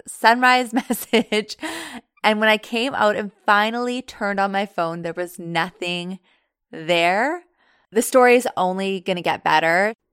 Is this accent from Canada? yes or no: yes; Thunder Bay, Ontario, Canada; I'm from Thunder Bay.